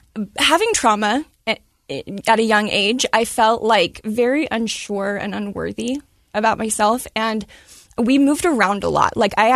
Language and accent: English; Medford, Oregon, United States; Oregon. So Medford, Oregon, I was born in.